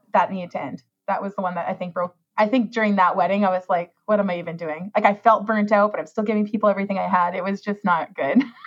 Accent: Saskatchewan, Canada; moved away as an adult; also born or lived in Toronto; I left Saskatchewan and I went to Toronto

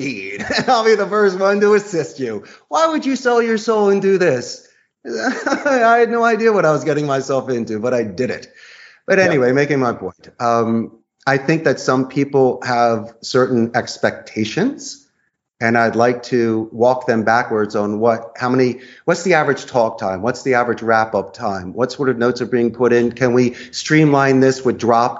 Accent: Philadelphia, Pennsylvania, United States; moved away as an adult; now in Costa Rica; I'm from Philadelphia originally. I've moved here. I've been here for more than two decades.

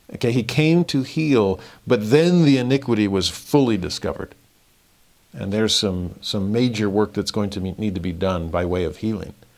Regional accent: Southern California, United States; growing up in Southern California

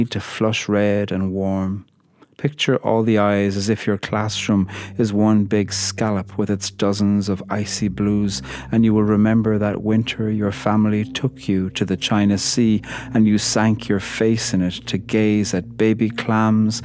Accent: Ireland; I'm a poet from Ireland

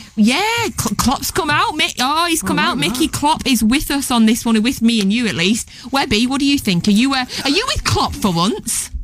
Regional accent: Scotland, United Kingdom; I am Scottish

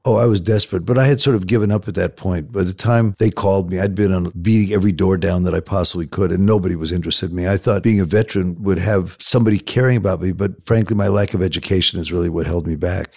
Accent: Los Angeles, California, United States; I grew up in Hollywood, Los Angeles

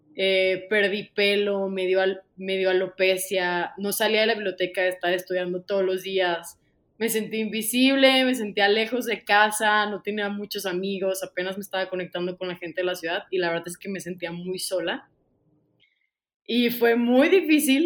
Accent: Ocotlán, Jalisco, Mexico; moved away as an adult; also born or lived in Guadalajara; yo soy de Ocotlán, Jalisco, de una pequeña ciudad eh, a las afueras de Guadalajara, 40 minutos

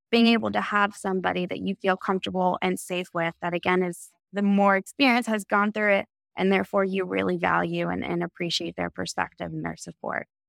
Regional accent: Texas, United States; being the four out of five kids growing up in Texas

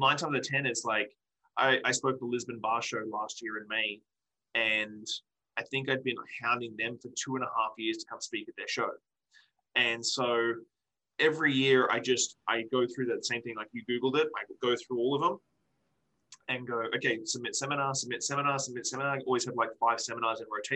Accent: Australia; now in Victoria, Canada; I'm still an Australian dude who lives in Victoria, BC.

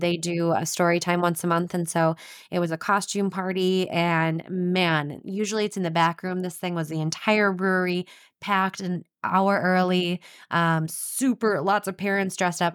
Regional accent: Anoka, Minnesota, United States; I grew up in Anoka, which is the Halloween capital of the world.

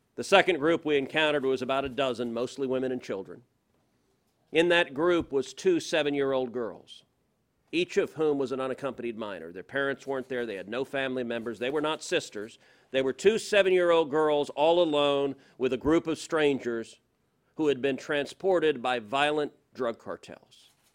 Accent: Houston, Texas, United States; I'm from Houston

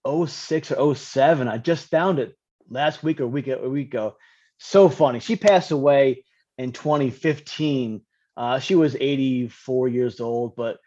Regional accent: Rosendale, New York, United States; also born or lived in Highland, New York; I grew up in a small town called Rosendale, New York, in Highland, New York. That's upstate New York

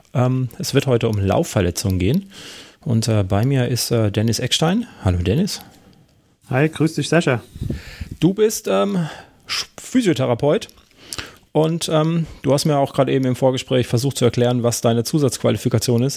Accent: Karlsruhe, Baden-Württemberg, Germany; bei uns in Karlsruhe

